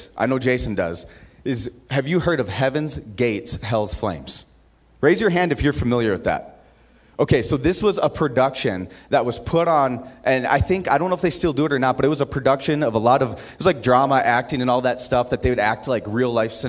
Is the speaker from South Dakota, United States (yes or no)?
yes; Aberdeen, South Dakota, United States; now in Utah, United States; I grew up in Aberdeen, South Dakota